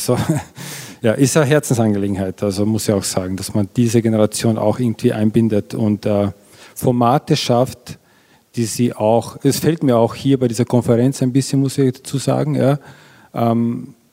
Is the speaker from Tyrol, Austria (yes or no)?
no; Vienna, Austria; Ich bin aus Wien, und es, man sieht einfach, dass er in die Kita geht